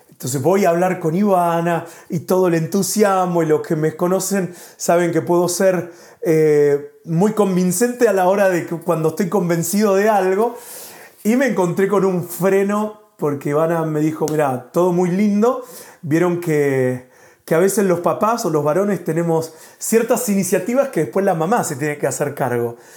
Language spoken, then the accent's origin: Spanish; Argentina; moved away as an adult; now in Spain; somos de Argentina, pero hace un año y cinco meses que estamos viviendo acá en España